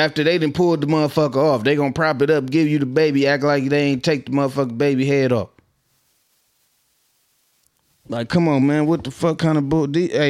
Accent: Minnesota, United States; I'm from West High Zone, Twin City, Minnesota.

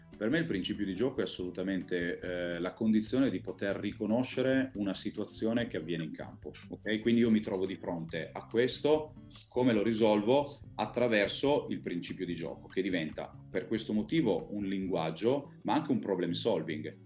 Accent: Piedmont, Italy; noi siamo piemontesi

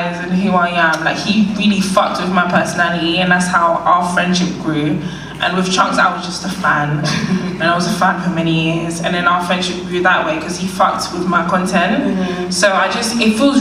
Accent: London, United Kingdom; I'm from Northwest

